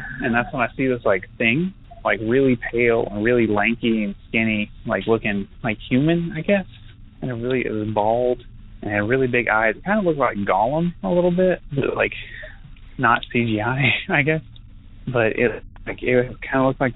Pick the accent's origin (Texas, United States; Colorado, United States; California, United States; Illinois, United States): Texas, United States; Canyon; now in Lubbock, United States; I grew up in Canyon, but I live in Lubbock and go to school in Lubbock, Texas